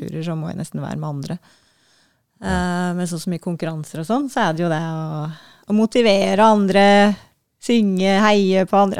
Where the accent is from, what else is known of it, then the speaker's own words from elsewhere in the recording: Gudbrandsdalen, Innlandet, Norway; moved away; Gudbrandsdalen, der jeg er fra